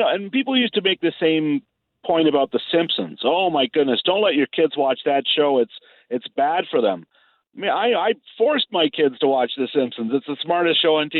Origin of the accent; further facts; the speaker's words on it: Toronto, Ontario, Canada; I grew up in Toronto